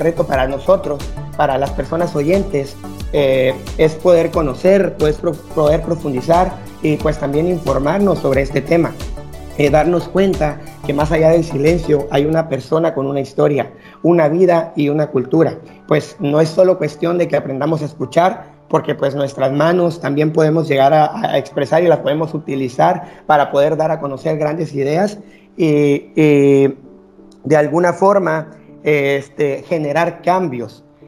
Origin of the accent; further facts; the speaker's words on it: Guatemala; vamos a empezar como sociedad guatemalteca